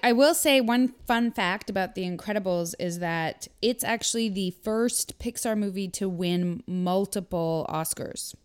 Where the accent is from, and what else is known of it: Canada; also born or lived in United States